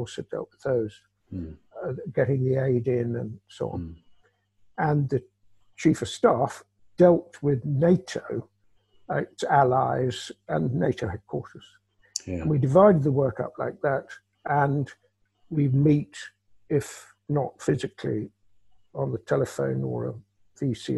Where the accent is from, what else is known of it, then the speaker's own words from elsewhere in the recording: United Kingdom; a Brit, me